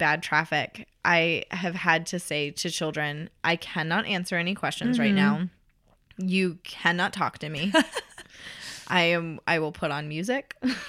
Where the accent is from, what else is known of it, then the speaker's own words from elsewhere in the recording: Tennessee, United States; A lot of times it's snow, and I'm from Tennessee, and I'm getting a lot better at it, but I'm not used to driving in snow.